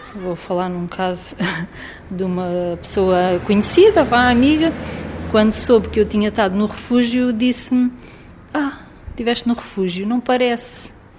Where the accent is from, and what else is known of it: Faro, Algarve, Portugal; born or raised there